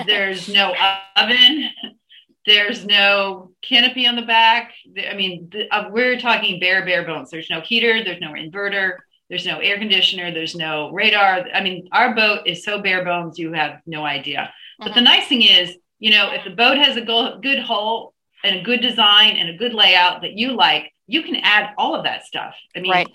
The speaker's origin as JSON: {"language": "English", "region": "East Coast", "country": "United States", "moved": "yes", "lives_now": "California, United States", "said": "we are both from the East Coast"}